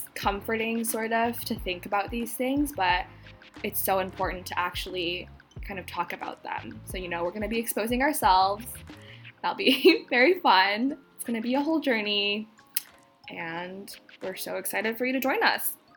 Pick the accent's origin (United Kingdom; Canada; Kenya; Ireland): Canada; Vancouver, British Columbia; now in Atlanta, United States; I am originally from Vancouver.